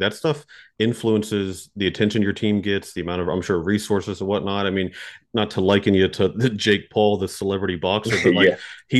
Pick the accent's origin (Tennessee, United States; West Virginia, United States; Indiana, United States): West Virginia, United States